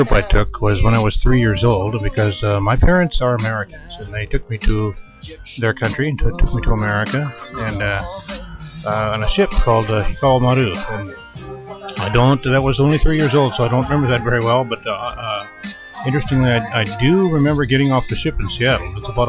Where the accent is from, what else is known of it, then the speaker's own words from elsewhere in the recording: northern Japan, Japan; English is a second language; also born or lived in Tokyo, Japan; I'm from the country of Japan. I was born in Tokyo, but I grew up in the northern part of Japan.